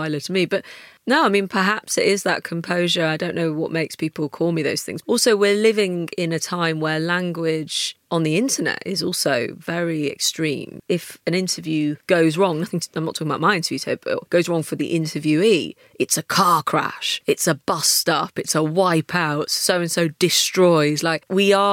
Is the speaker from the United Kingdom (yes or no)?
yes; United Kingdom; being British